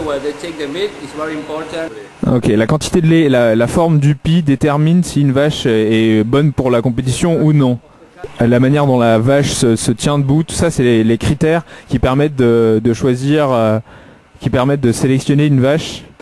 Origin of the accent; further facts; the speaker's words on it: Grenoble, Auvergne-Rhône-Alpes, France; je suis grenoblois